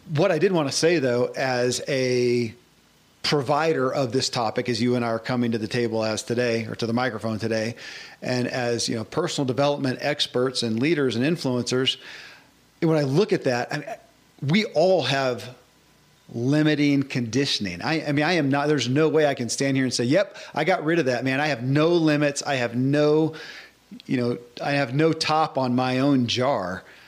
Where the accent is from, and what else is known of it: Kentucky, United States; born or raised there